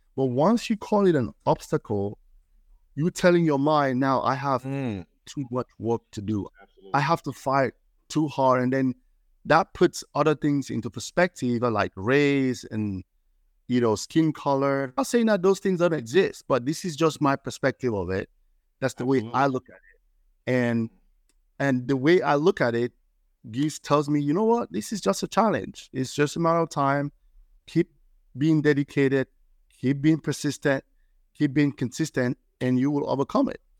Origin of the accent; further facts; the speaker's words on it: Cameroon; moved away as an adult; now in Maryland, United States; I'm from Cameroon, West Africa